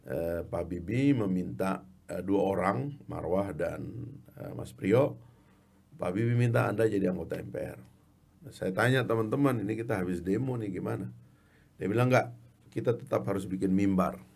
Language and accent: Indonesian; Sumbawa, West Nusa Tenggara, Indonesia; born there; kan saya ini kan orang kampung, lahir di Sumbawa. Dari keluarga orang kampung, ibu saya ibu rumah tangga